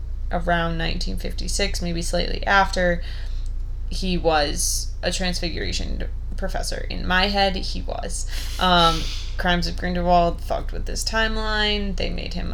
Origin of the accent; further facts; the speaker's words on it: United States; me being an American